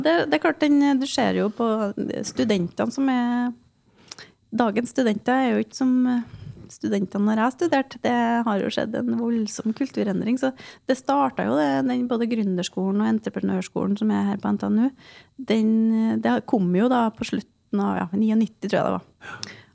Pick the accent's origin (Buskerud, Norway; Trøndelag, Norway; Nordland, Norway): Trøndelag, Norway; Grong; jeg er jo en uskyldig nordtrønder. Jeg kommer fra Grong i Namdalen